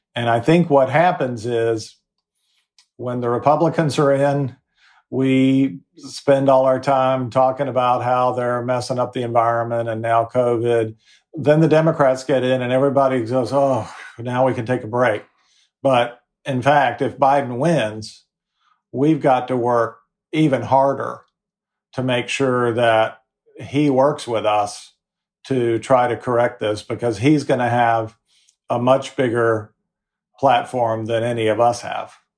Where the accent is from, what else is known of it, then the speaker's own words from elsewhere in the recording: Fayetteville, North Carolina, United States; My mom ran the community theater in my hometown of Fayetteville, North Carolina.